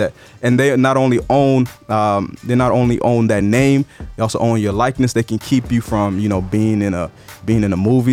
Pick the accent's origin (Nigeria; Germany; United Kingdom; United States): Nigeria; moved away; I'm Nigerian by birth